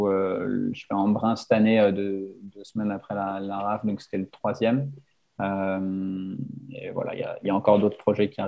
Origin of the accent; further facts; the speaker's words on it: Poissy, Île-de-France, France; born there; j'ai 28 ans. je suis né à Poissy dans les Yvelines et j'ai grandi la majorité de ma vie à l'étranger.